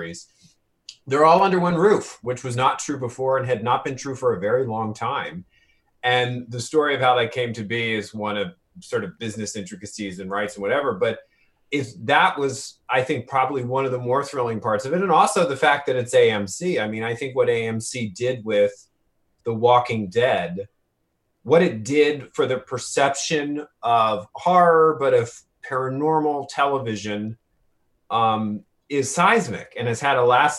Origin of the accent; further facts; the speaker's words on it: New Orleans, Louisiana, United States; I grew up in New Orleans